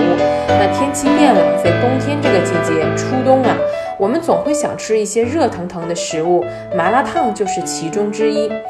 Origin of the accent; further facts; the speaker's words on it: Heilongjiang, China; 这是我们东北人啊最有名的吃法